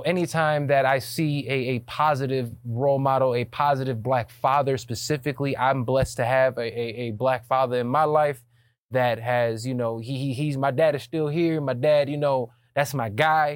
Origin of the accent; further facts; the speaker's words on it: United States; also born or lived in Atlanta, Georgia / Chicago, Illinois; I grew up in Atlanta. You know, going back and forth from Chicago to Atlanta.